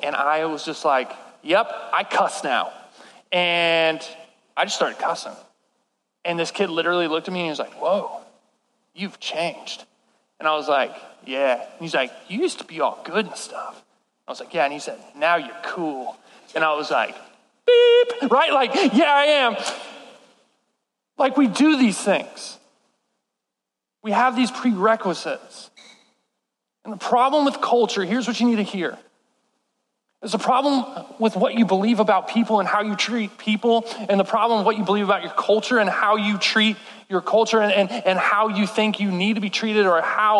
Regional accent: Texas, United States; I'm from Texas

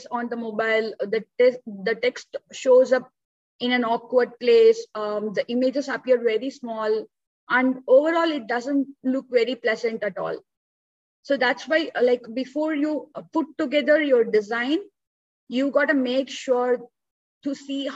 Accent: India; So I'm born and brought up in India. I still live in India.

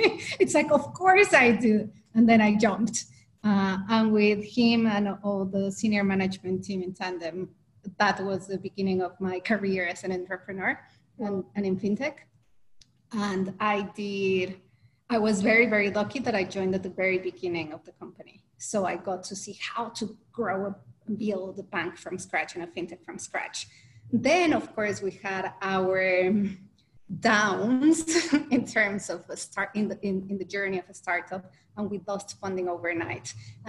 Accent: Mexico; I'm originally from Mexico, so that was in Mexico.

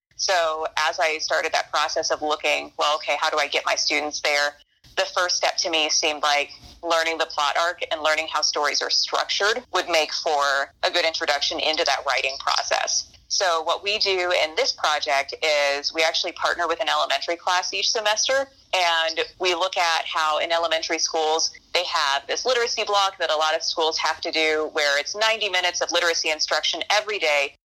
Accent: Crawfordsville, Indiana, United States; also born or lived in Lowell, Indiana; When I was a student at Crawfordsville, Indiana

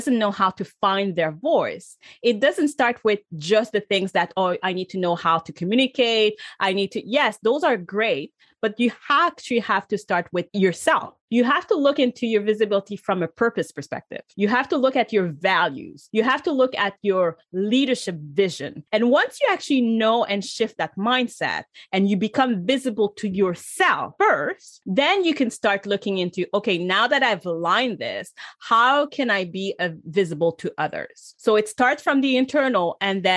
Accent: Canada; I'm from Canada

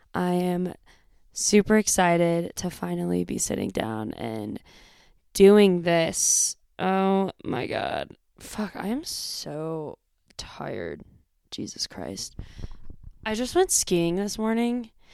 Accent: Bay Area, California, United States; moved away as an adult; also born or lived in Northern Arizona; I grew up in the Bay Area in California, um, a suburb. I was, like, forty minutes outside of San Francisco

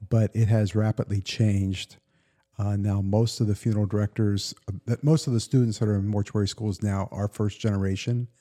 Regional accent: Western Pennsylvania, United States; moved away as an adult; also born or lived in Pittsburgh / Elizabethtown; I grew up in Western Pennsylvania

